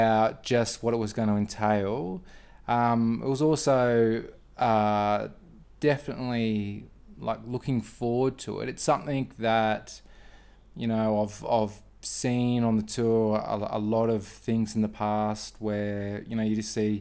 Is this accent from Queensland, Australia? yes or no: yes; Brisbane, Queensland, Australia; I'm from Australia, sunny Brisbane in Queensland